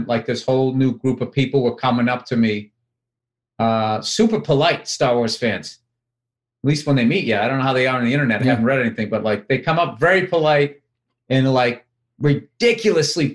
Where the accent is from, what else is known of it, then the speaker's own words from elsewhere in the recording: Boston, Massachusetts, United States; accent: Boston (very soft); my Boston accent